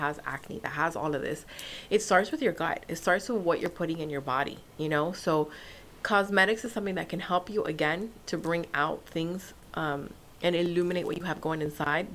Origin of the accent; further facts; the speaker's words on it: Nicaragua; now in United States; I'm from Nicaragua.